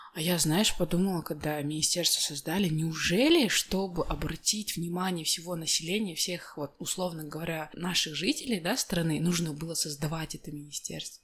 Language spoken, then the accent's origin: Russian; Jambyl Region, Kazakhstan; я же больше из Жамбылской области